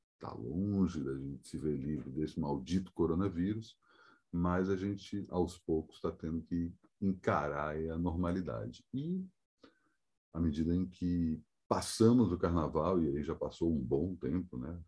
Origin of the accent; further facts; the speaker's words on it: Brasília, Federal District, Brazil; feriado da inauguração da minha terra natal